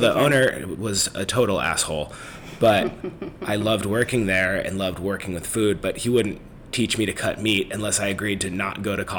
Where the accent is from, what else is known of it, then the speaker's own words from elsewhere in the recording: Northern California, United States; moved away; I grew up in Northern California